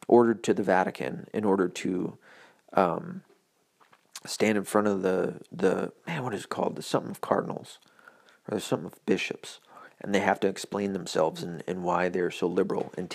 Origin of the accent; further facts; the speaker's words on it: the Bible Belt, the South, United States; I was raised in the Bible Belt, so I only had one Catholic church every 45 miles